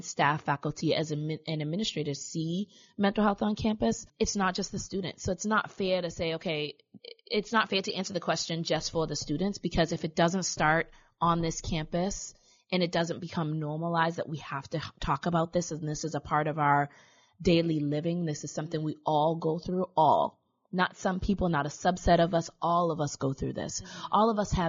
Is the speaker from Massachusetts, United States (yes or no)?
yes; Boston, Massachusetts, United States; growing up in Roxbury and in Boston